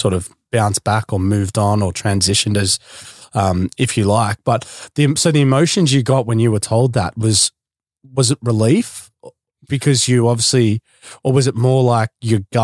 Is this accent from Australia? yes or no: yes; Victoria, Australia; now in Gold Coast, Australia